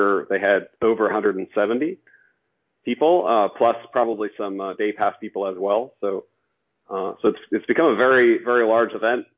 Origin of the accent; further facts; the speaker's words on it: California, United States; I'm from California